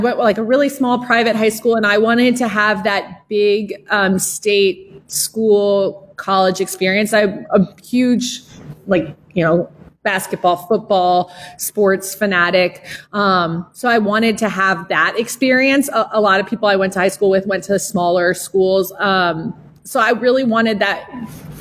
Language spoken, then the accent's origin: English; Miami, Florida, United States; moved away as an adult; now in Louisville, United States; I was born in Louisville, and my mom is from Louisville, my father's not, but my parents got divorced when I was three or four, and my mom moved to Miami, Florida. And so I went to school and grew up in Miami, Florida